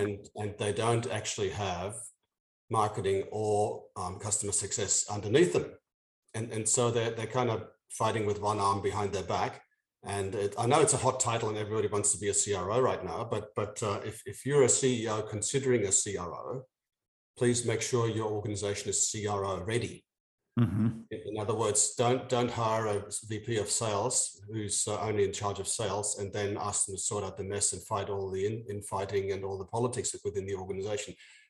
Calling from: Sydney, New South Wales, Australia; No, I'm from slightly out of town. I'm in Sydney, in Australia, in Down Under.

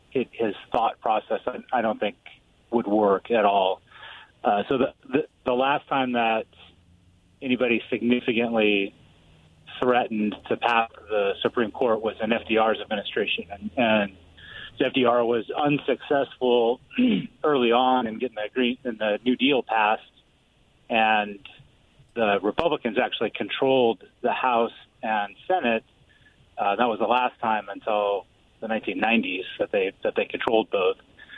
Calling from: Pasco, Washington, United States; calling from Pasco.

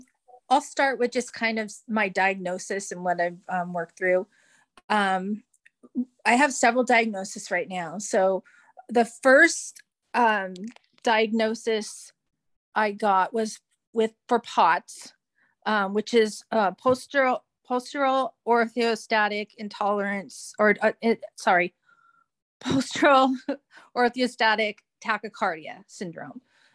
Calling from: California, United States; I am calling in from California in the United States.

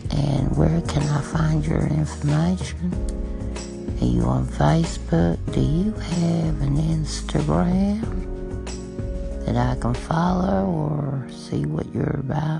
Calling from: Massachusetts, United States; Thank you very much, and I'm calling from Massachusetts, okay?

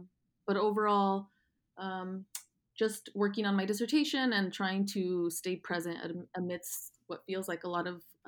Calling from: Los Angeles, California, United States; So I am calling from Los Angeles. I live in a neighborhood called Mar Vista. It's close to Culver City and Venice.

